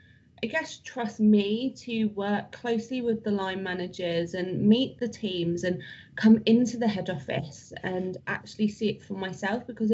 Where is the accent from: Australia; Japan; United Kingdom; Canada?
United Kingdom; we're British.